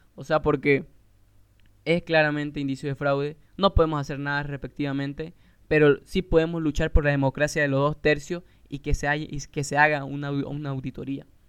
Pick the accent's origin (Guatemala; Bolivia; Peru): Bolivia; Santa Cruz de la Sierra, Santa Cruz